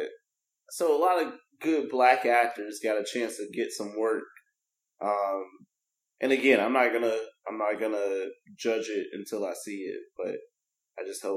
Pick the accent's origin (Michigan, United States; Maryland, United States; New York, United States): Michigan, United States; Detroit; moved away as an adult; I'm from Detroit.